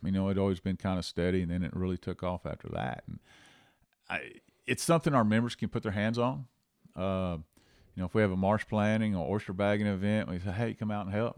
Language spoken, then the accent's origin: English; Angleton, Texas, United States; also born or lived in Louisiana; now in Rockport, United States; I grew up in Angleton, uh, as a kid, uh, actually, I was actually born in Louisiana